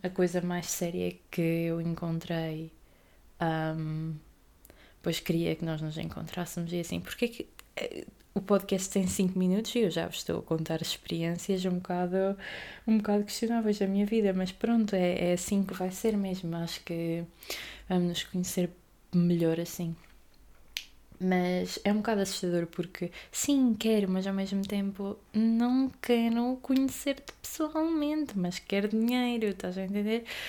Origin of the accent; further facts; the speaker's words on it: Aveiro, Centro, Portugal; sou da Aveiro